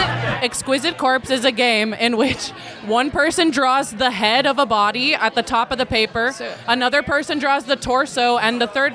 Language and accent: English; Texas, United States; I come from the Texas, so everyone's got a weird accent.